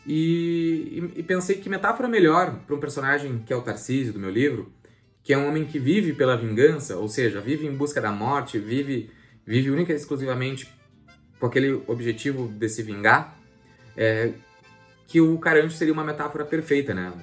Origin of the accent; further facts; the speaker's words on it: Bagé, Rio Grande do Sul, Brazil; Eu sou natural da cidade de Bagé